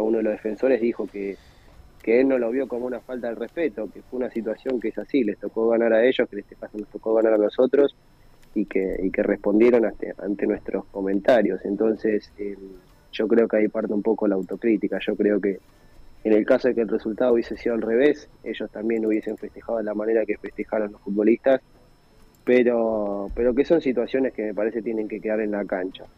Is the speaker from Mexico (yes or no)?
no; Argentina; como somos los argentinos